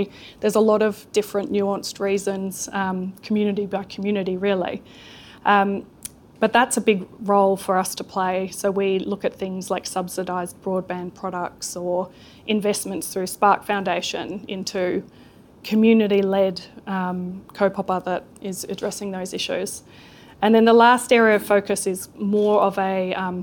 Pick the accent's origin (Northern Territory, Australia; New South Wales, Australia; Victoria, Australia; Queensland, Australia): New South Wales, Australia; Sydney; now in New Zealand; I did not grow up here. You can't tell from my accent. I grew up in Sydney